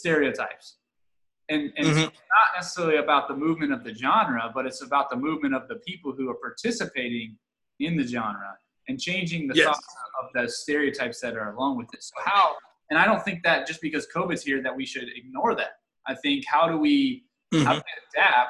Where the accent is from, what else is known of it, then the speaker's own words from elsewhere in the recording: Dayton, Ohio, United States; I'm from Dayton